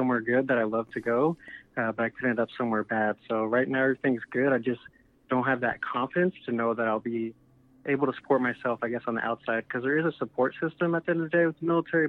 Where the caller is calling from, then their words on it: Arizona, United States; also born or lived in Florida; I'm calling from Arizona